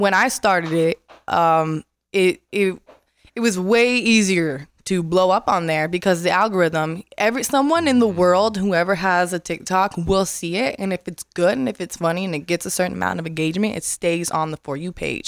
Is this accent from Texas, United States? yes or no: no; Las Vegas, Nevada, United States; moved away as an adult; also born or lived in Florida; moved to Vegas, and I'm from Vegas. I'm born and raised